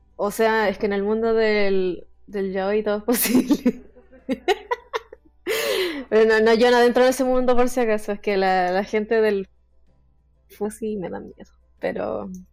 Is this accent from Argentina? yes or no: no; Chile; soy chilena